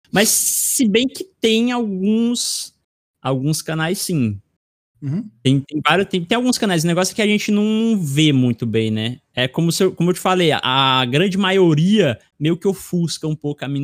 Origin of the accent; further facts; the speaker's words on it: Irauçuba, Ceará, Brazil; do sotaque que a gente tem aqui na, na minha cidade, cidade de Irauçuba.